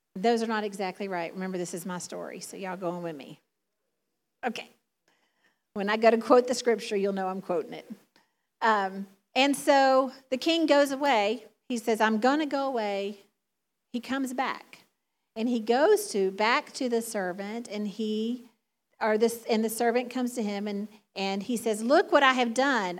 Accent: the South, United States; accent: Southern; now in Michigan, United States; my Southern drawl, my Southern accent

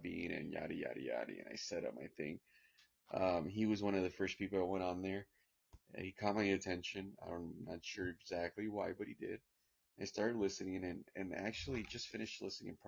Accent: California, United States; I was born here in California, but go back and forth, out of the state, out of the country, I was raised in a farm and here in California as well too

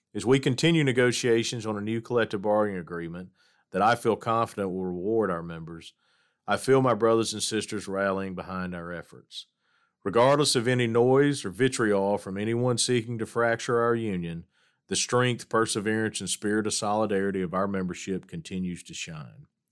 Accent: Hattiesburg, Mississippi, United States; As the son of a letter carrier growing up in Hattiesburg, Mississippi

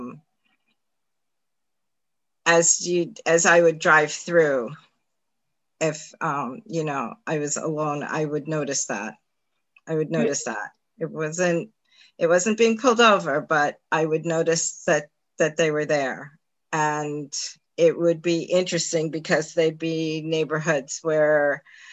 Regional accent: New York City, New York, United States; moved away as an adult; also born or lived in Manhattan; now in upstate New York, United States; I lived in Queens all my, you know, until I went to college

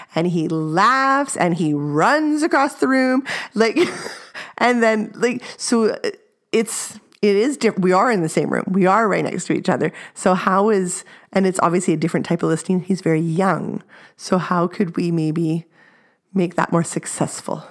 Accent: Canada

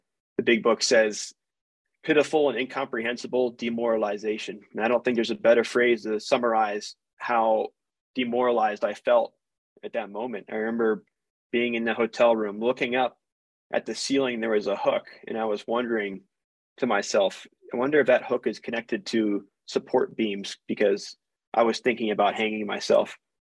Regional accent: East Coast, United States; I'm from the East Coast. What the hell is in Utah?

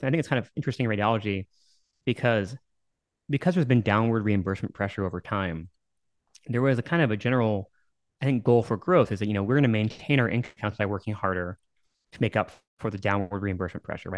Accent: Dallas, Texas, United States; also born or lived in New York / Massachusetts / San Antonio; I was born in New York and I moved to Dallas when I was nine. Then, you know, grew up my formative years here

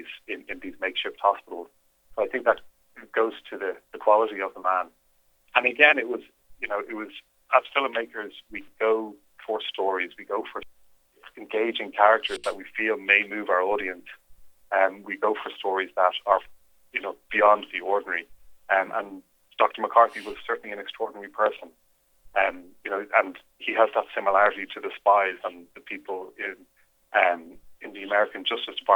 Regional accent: Ireland; As an Irishman

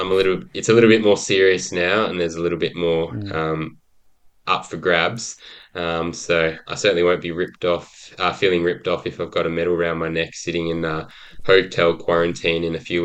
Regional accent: Brisbane, Queensland, Australia; also born or lived in Gold Coast / Sydney; I was born on the Gold Coast and moved around a lot. I was lucky enough to live in Sydney during the Olympics, which certainly planted the seed for my passion for Olympics today. But I went to school predominantly in Brisbane

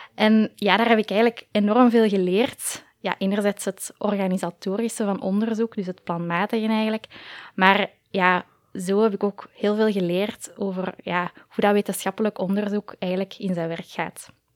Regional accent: Koekelberg, Brussels-Capital Region, Belgium; ik ook ja, in het middelbaar op school heb gezeten in Koekelberg

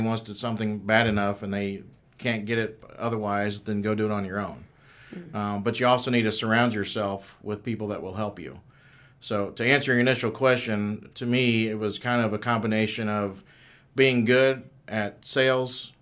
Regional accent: Kennesaw, Georgia, United States; also born or lived in Ohio; I was born in Ohio, but I grew up here in Kennesaw

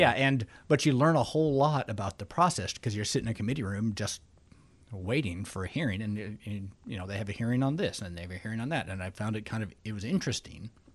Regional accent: Alaska, United States

